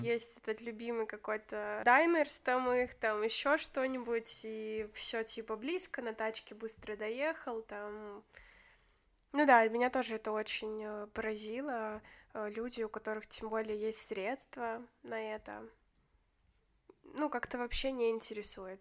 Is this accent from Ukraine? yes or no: no; Grodno, Grodno Region, Belarus; я же из Гродно